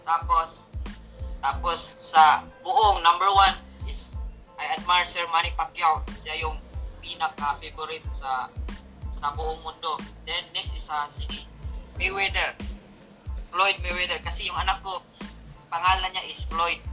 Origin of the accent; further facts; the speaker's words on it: Philippines; now in Singapore; as a Filipino